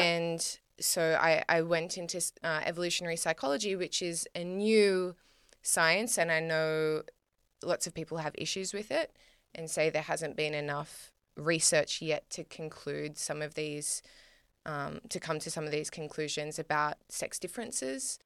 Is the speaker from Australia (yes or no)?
yes; Australia; me as an Australian woman